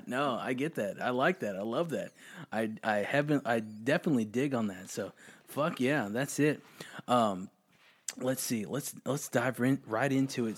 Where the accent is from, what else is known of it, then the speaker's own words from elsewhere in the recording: Austin, Texas, United States; I'm from Austin